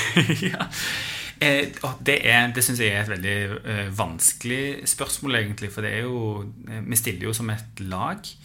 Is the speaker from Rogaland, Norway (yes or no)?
yes; Stavanger, Rogaland, Norway; Jeg vokste opp på Storhaug. Eh, østkanten her i, i, i, Stavanger